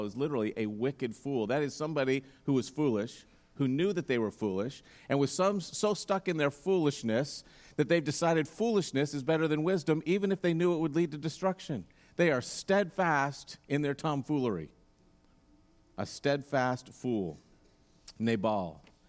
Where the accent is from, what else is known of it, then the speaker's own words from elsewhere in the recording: Roseburg, Oregon, United States; growing up in Roseburg